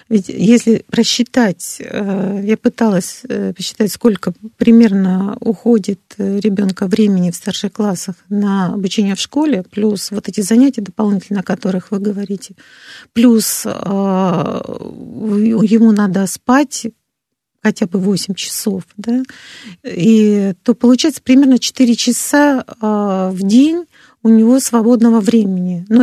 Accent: Moscow, Russia; Нет, я из Москвы. Абсолютно ровно говорю

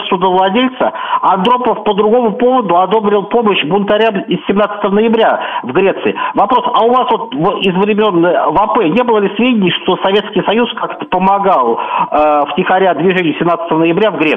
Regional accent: Zaporizhzhia, Zaporizhzhia Oblast, Ukraine; now in United Kingdom; я живу в Великобритании. И а, я уроженка города Запорожья.

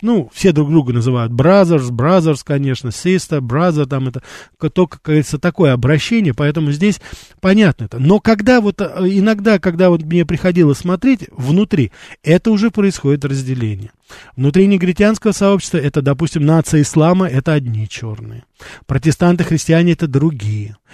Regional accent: Armenia; also born or lived in Brighton Beach, New York; now in New York, United States

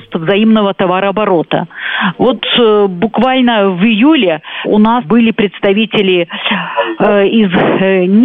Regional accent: Belarus; вот, оказывается, э, э, мы, белорусы, туда поставляем очень-очень много чего.

